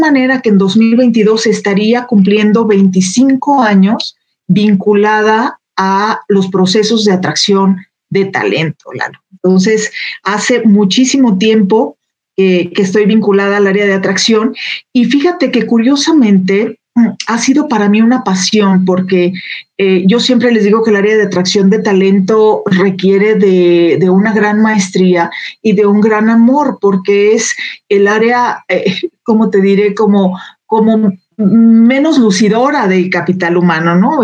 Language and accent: Spanish; Jalisco, Mexico; moved away as an adult; now in Aguascalientes, Mexico; en Jalisco, de donde soy originaria